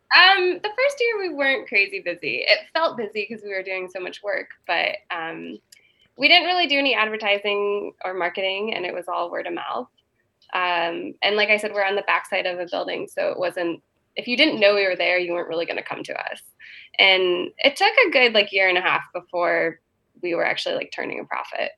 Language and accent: English; Boulder, Colorado, United States; moved away as an adult; also born or lived in San Francisco / New York; I'm from Boulder